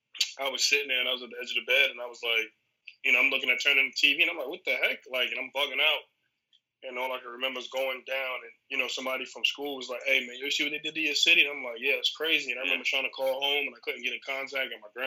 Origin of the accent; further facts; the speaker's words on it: New York City, New York, United States; moved away; it was a terrorist attack in my hometown.